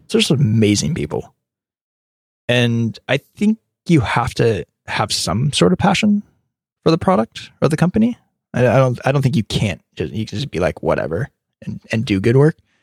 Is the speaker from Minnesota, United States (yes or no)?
no; California, United States; also born or lived in Birmingham, Alabama